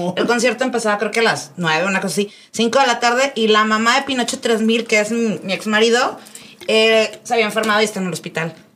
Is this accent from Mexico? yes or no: yes; Monterrey, Nuevo León, Mexico; Yo soy de Monterrey